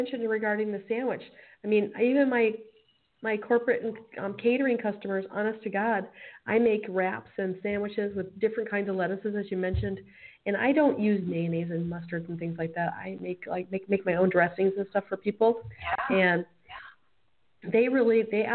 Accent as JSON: {"language": "English", "region": "Michigan", "country": "United States", "tie": "born or raised there", "moved": "yes", "lives_now": "Arizona, United States", "said": "I grew up in Michigan"}